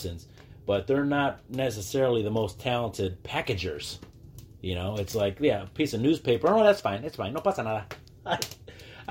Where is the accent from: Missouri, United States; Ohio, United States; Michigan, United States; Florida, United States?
Michigan, United States; Dearborn; moved away as an adult; also born or lived in Texas / Zacatecas, Mexico; now in Mexico; I'm from Dearborn, you know, east side till